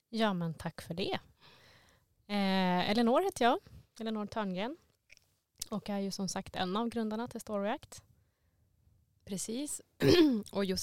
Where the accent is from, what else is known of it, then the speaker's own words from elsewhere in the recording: Stockholm, Stockholm County, Sweden; Jag kommer ju från Stockholm, som ni kanske hör.